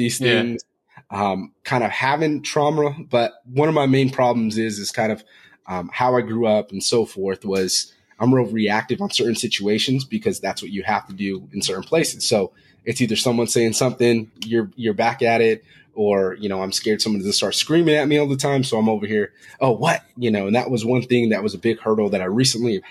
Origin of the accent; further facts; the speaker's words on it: Fresno, California, United States; I'm originally from Fresno, California